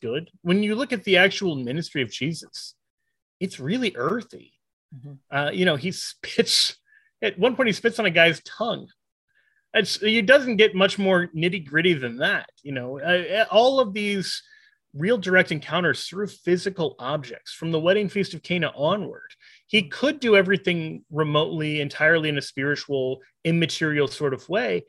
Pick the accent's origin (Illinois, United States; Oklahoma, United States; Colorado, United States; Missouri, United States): Missouri, United States; now in Kansas, United States; I'm from Kansas, so I'm originally from Missouri, but I'm from the middle of the country